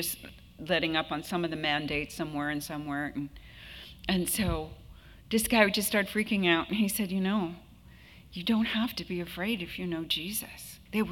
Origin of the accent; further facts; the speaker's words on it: Southern California, United States; I'm from Southern California